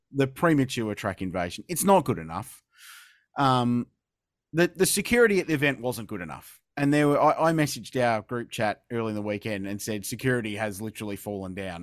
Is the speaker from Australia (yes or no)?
yes; Adelaide, South Australia, Australia; I grew up watching here in Adelaide in in the 90s